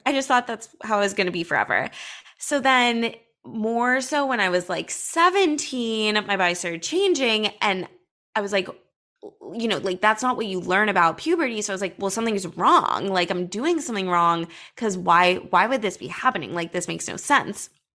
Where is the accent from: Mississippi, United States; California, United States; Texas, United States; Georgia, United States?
California, United States; Los Angeles; I grew up in Los Angeles